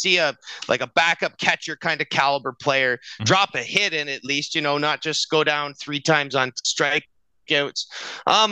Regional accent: Canada; being a Canadian

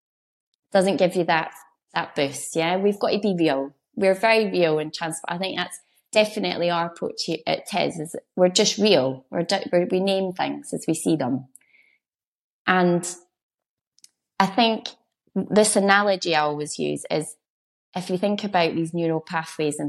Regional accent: Edinburgh, Scotland, United Kingdom; I'm from Edinburgh, so I'm not a country girl

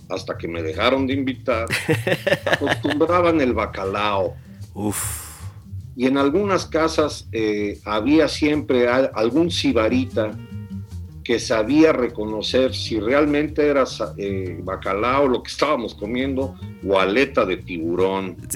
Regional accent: United States; Para mí fue un descubrimiento que yo crecí fuera de México y yo crecí en Estados Unidos.

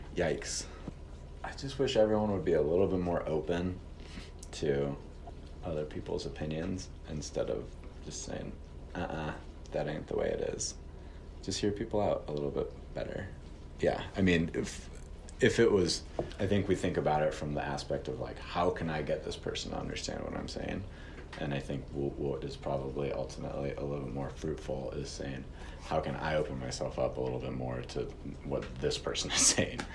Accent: St. Louis, Missouri, United States; now in Missoula, United States; I'm originally from St. Louis, Missouri.

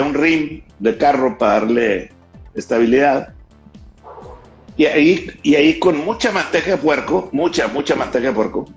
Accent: Monterrey, Nuevo León, Mexico; Acá en los regios

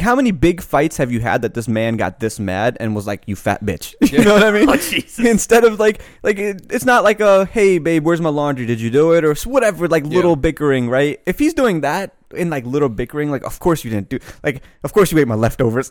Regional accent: Annapolis, Maryland, United States; I grew up in Annapolis, which is predominantly very white.

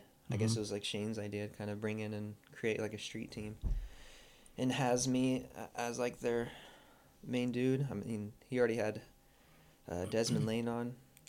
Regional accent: Guthrie, Oklahoma, United States; moved away as an adult; Yeah, I grew up in Oklahoma, this town called Guthrie, Oklahoma. I lived there for about 20 years before making the move out here.

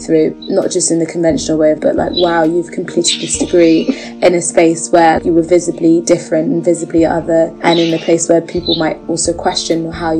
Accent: London, United Kingdom; I'm from London, and I have just finished studying at the University of St. Andrews in Scotland.

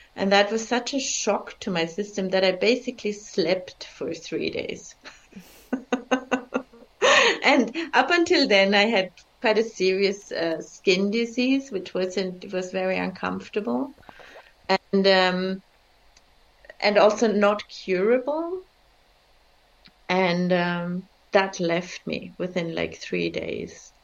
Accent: Bavaria, Germany; also born or lived in Czech Republic; now in India; I grew up in Bavaria, and my parents didn't. We were immigrants actually from Czech Republic. I was born behind the Iron Curtain

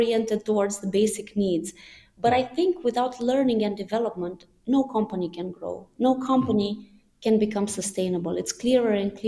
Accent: Iași, Iași County, Romania; moved away; I'm originally from Romania, and I'm in my hometown, Iași, currently, which is Romania's second biggest city

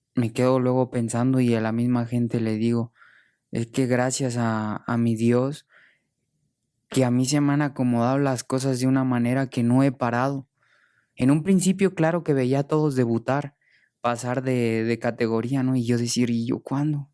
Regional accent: Morelia, Michoacán, Mexico; moved away; also born or lived in Spain; mi tierra, de mi familia

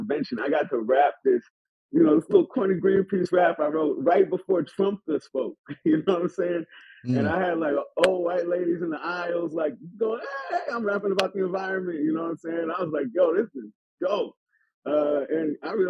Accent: San Francisco, California, United States; I'm from Hunter's Point.

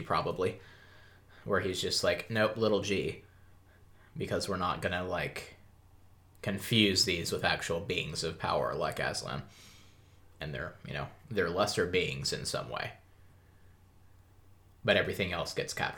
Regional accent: Australia; accent: Australian; It's my accent. I'm Australian

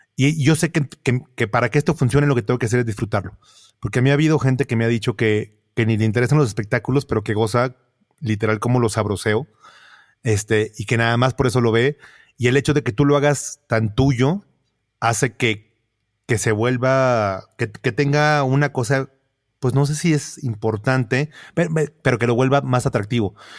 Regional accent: Monterrey, Nuevo León, Mexico; siendo regio, eh, yo, yo crecí entrando a casas viendo zoológicos

